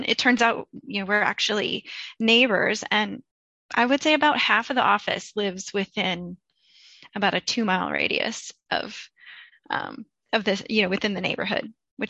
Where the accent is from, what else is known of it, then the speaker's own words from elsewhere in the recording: Iowa, United States; moved away as an adult; also born or lived in New York City; now in Boston, United States; I am from Iowa originally, and I moved to Boston about 15 years ago after a brief stint in New York City.